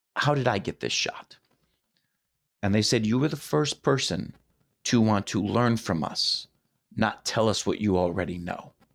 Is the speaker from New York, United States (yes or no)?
no; Detroit, Michigan, United States; When I was growing up in Detroit